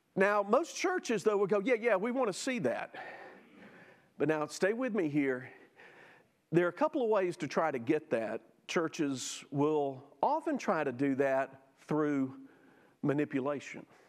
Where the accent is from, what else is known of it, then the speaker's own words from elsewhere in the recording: Jackson, Mississippi, United States; I grew up in South Jackson